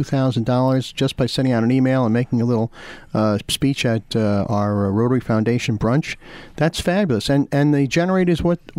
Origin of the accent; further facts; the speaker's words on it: New York City, New York, United States; also born or lived in Staten Island, New York; I grew up in the Rockaways, and after my wife and I got married, we lived in Staten Island.